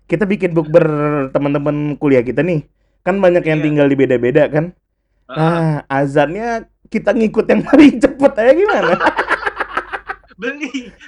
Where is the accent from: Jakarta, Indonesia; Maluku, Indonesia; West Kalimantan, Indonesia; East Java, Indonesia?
West Kalimantan, Indonesia; Pontianak; Lu kalau gue ya sebagai orang Pontianak kadang-kadang tuh ngecat rumah